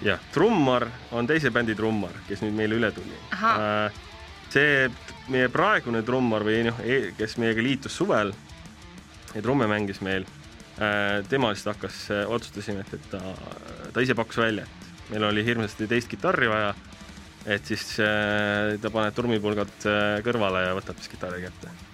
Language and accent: Estonian; Tallinn, Harju County, Estonia; ma olen ise Tallinnast pärit